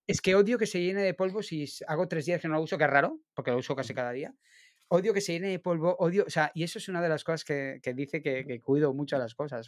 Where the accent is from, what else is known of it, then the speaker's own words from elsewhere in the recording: Barcelona, Catalonia, Spain; el barrio de Gracia, en Barcelona, por la calle, que es un sitio que voy mucho a hacer fotos de calle porque me encanta, aparte que es mi barrio natal